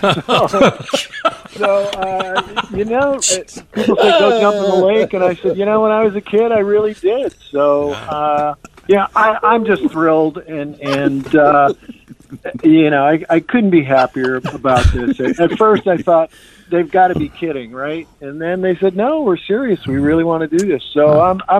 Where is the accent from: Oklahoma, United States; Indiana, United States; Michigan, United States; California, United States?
Michigan, United States; St. Clair Shores; also born or lived in Detroit, Michigan; I've never forgot about Detroit or St. Clair Shores, my hometown